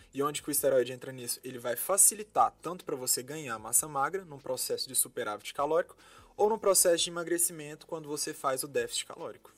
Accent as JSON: {"language": "Portuguese", "town": "Goiânia", "region": "Goiás", "country": "Brazil", "tie": "born or raised there", "also_born_or_lived": "Belo Horizonte", "moved": "as an adult", "said": "Sou de Goiânia, Goiás nascido e criado lá."}